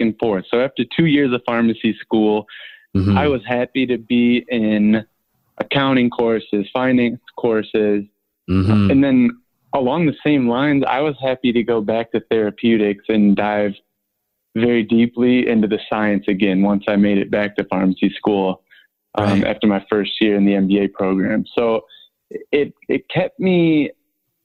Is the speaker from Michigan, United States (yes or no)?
yes; Ann Arbor, Michigan, United States; I'm from Ann Arbor.